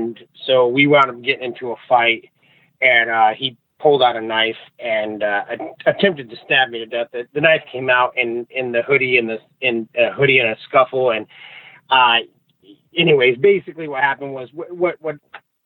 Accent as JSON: {"language": "English", "town": "Anchorage", "region": "Alaska", "country": "United States", "tie": "born or raised there", "moved": "as an adult", "lives_now": "Idaho, United States", "said": "I spent most of my life growing up in Anchorage, Alaska"}